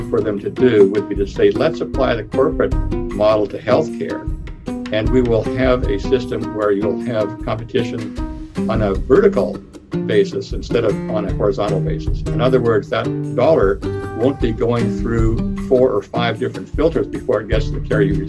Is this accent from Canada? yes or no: yes; Canada; moved away as an adult; also born or lived in England; now in Arizona, United States; Initially working in Canada, I'm Canadian, with the government of Alberta